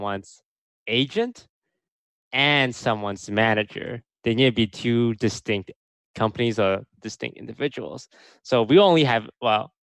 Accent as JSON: {"language": "English", "country": "Canada", "moved": "yes", "lives_now": "United States", "said": "I'm Canadian"}